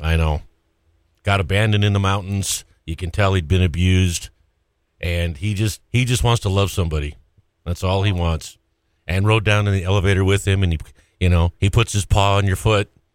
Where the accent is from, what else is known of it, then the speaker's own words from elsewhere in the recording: Great Falls, Montana, United States; moved away; I'm from Great Falls